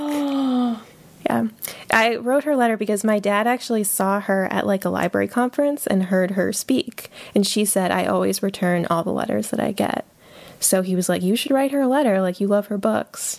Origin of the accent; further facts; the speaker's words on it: Hebron, Connecticut, United States; I'm from a small town in Connecticut called Hebron